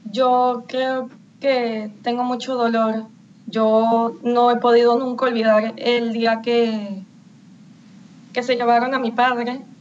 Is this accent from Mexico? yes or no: no; Venezuela; Todos somos venezolanos.